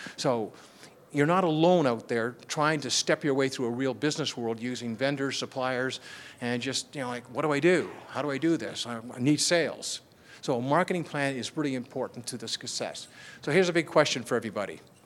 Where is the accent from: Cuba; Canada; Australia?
Canada; I'm from Canada